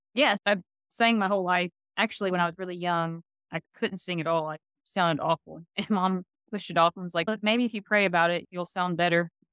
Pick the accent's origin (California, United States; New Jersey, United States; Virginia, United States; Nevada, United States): Virginia, United States; moved away as an adult; now in Tennessee, United States; I'm from Virginia originally, and we came down to Tennessee